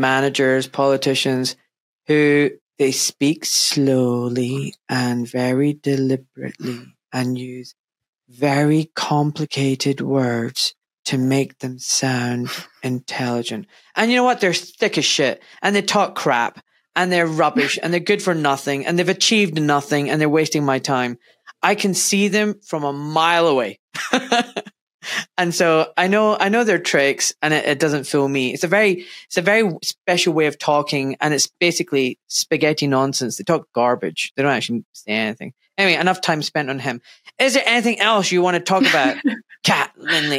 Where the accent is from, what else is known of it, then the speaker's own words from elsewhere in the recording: Scotland, United Kingdom; moved away as an adult; now in England, United Kingdom; I was born in Scotland and grew up there and had an amazing education and childhood.